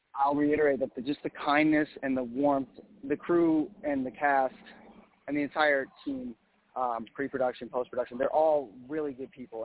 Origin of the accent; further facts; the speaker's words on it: Minneapolis, Minnesota, United States; moved away as an adult; now in Los Angeles, United States; I'm originally from Minneapolis, Minnesota